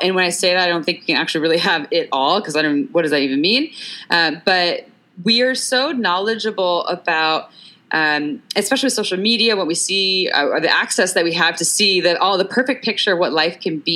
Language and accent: English; Santa Cruz, California, United States; I grew up in Santa Cruz, California